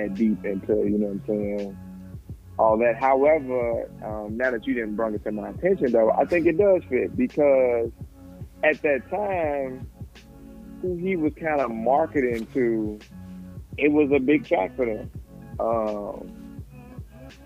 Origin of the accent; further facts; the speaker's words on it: Chicago, Illinois, United States; I'm from Chicago, like outside flipping on mattresses